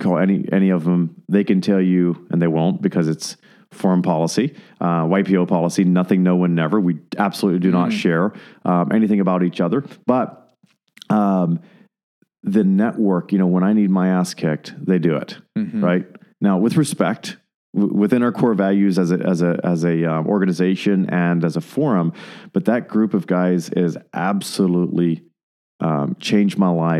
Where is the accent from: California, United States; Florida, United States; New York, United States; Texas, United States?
Texas, United States; Fort Worth; he said he's from Texas. He's from Midland. I'm from Fort Worth.